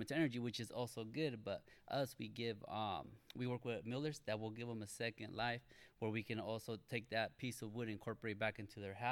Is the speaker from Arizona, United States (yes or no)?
no; Arden-Arcade, California, United States; I grew up in Fulton, Arden area. So we call it like Arden Arcade